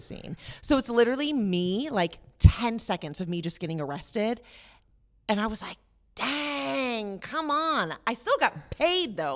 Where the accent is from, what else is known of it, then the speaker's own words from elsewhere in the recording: West Virginia, United States; moved away as an adult; I'm from West Virginia originally